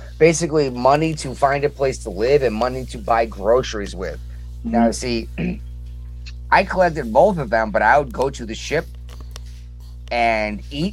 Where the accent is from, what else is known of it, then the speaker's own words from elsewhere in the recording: Massachusetts, United States; I'm from Massachusetts